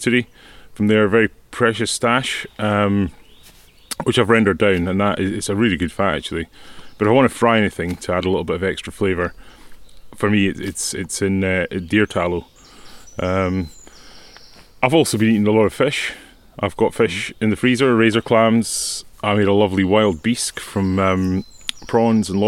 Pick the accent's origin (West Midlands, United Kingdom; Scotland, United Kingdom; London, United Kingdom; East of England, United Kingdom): Scotland, United Kingdom; Mallaig; born or raised there; also born or lived in Edinburgh / Isle of Canna / Hampshire